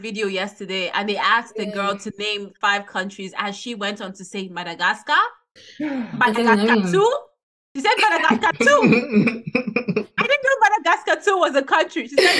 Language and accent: English; Nigeria; moved away as an adult; now in United Kingdom; They would ask me like, "Where am I from?" I'm like, "Nigerian."